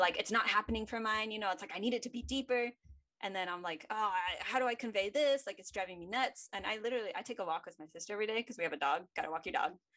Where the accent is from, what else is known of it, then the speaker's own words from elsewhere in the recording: United States; I'm an American girl